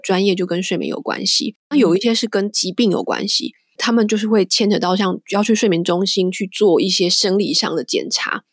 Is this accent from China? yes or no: no; Taiwan; now in London, United Kingdom; 我们台湾人的家庭